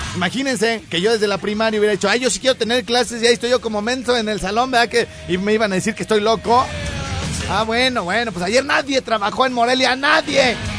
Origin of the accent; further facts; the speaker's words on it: Los Angeles, California, United States; moved away; mi pueblo, Highland Park. Eh, sí, pues ahí nos creamos